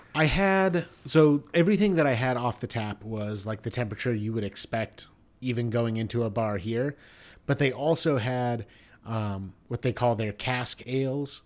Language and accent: English; United States; I'm an American